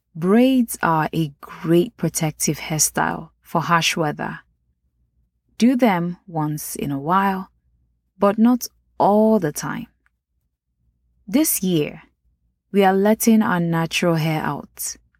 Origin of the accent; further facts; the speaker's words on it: Nigeria; accent: Nigerian; my Nigerian accent